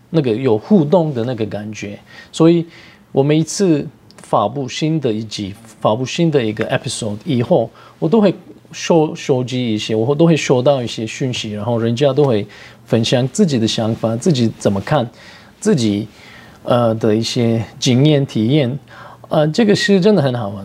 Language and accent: Chinese; Turkey; Chinese is a second language; moved away as an adult; now in Taiwan; 我是来自土耳其， 然后我就在台湾十年了